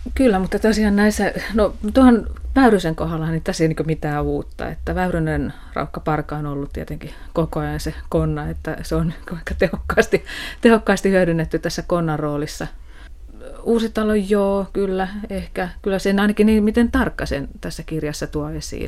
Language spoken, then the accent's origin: Finnish; Tampere, Pirkanmaa, Finland; mä oon tamperelainen ja, ja tota, on elänyt lapsuuteni – lapsuuteni alueella, jossa oli hyvin paljon työläisperheitä